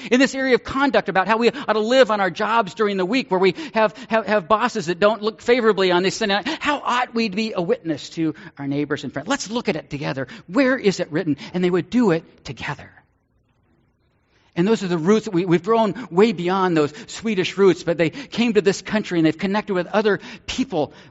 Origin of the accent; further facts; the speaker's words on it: Ireland; I'm Irish, but that's why I'm a covenanter because of the coffee.